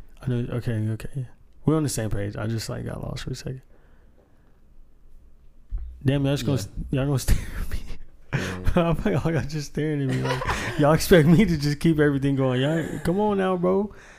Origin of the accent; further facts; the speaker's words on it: Moore, Oklahoma, United States; You know, I go around my Mexican family. They act like I'm, you know, rich, or you know what I'm saying, because I'm from Moore.